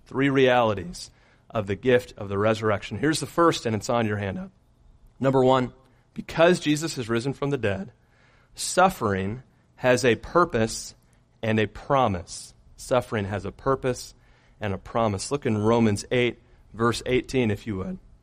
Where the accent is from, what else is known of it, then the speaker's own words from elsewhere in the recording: Michigan, United States; moved away; growing up in Michigan